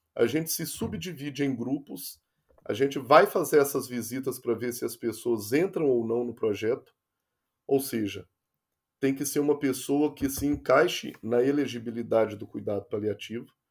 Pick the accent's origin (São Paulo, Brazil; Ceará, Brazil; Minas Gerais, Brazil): Minas Gerais, Brazil; interior of; now in Rio de Janeiro, Brazil; como eu sou do interior de Minas Gerais, a gente tem uma cultura muito rural